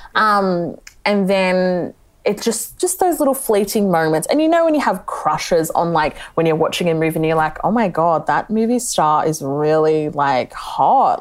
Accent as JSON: {"language": "English", "town": "Melbourne", "region": "Victoria", "country": "Australia", "tie": "born or raised there", "lives_now": "Geelong, Australia", "said": "I live in Geelong, but I grew up in Melbourne"}